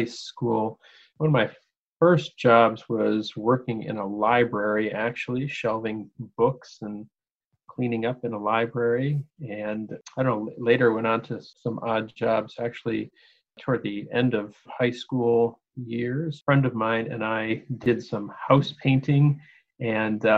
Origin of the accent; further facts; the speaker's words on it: Detroit, Michigan, United States; now in Pittsburgh, United States; I grew up right outside of Detroit, Michigan. So I'm a Detroiter